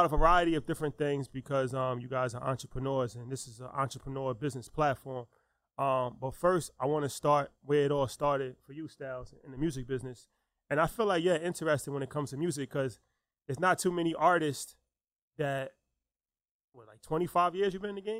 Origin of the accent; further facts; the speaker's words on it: New York, United States; coming from Westchester, 914, of course, one of our major influences is none other than …. That's like we grew up on ….